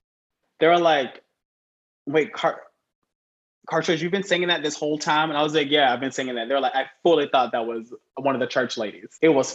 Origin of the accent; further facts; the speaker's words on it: the South, United States; I'm from the South. You have to go back. I'm from the South. So everyone in the South speaks down here, right? Everyone's like slow